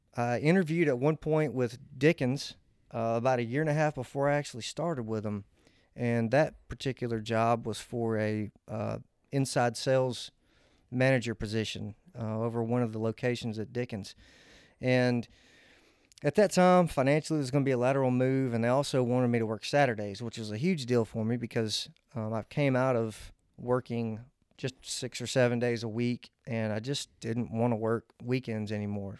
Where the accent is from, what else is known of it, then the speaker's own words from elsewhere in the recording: Old Hickory, Tennessee, United States; I'm, I'm from Old Hickory, Tennessee. I actually grew up across the street from Old Hickory Country Club